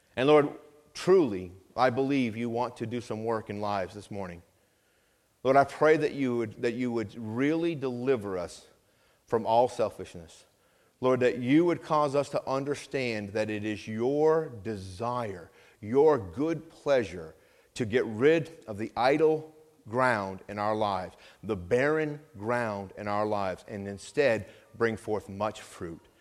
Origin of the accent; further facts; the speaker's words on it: Vermont, United States; I grew up in Vermont